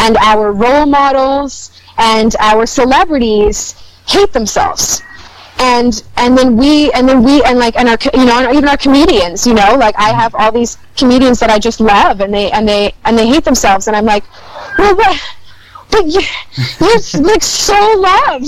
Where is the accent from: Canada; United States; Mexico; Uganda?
Canada; Winnipeg, Manitoba; moved away as an adult; now in Vancouver, Canada; I'm from Winnipeg